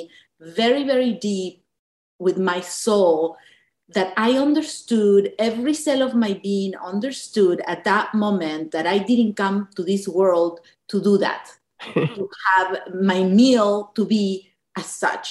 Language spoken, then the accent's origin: English; Buenos Aires, Argentina; moved away; when we were in Argentina growing up in Buenos Aires